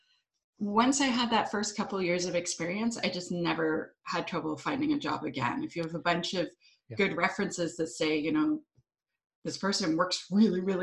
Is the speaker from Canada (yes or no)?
yes; Ottawa, Ontario, Canada; moved away as an adult; now in Vancouver Island, Canada; I'm from Ottawa. I lived in Ottawa a long time, but now I live on the beautiful island of Vancouver Island